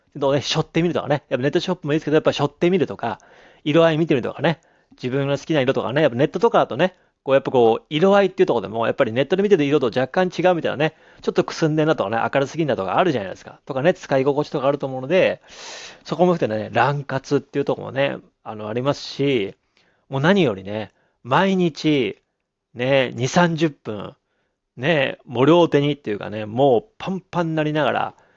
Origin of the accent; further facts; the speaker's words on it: Abashiri, Hokkaido, Japan; moved away; 僕の実家も何度も言いますけども、北海道の網走市